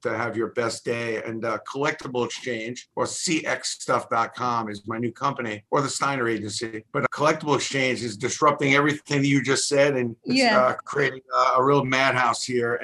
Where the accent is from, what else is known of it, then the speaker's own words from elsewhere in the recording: New York City, New York, United States; I'm from Brooklyn, a pretty busy borough